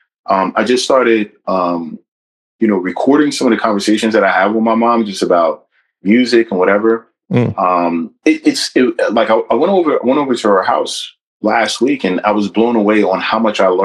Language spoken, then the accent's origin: English; New Brunswick, New Jersey, United States; I'm born and raised in New Brunswick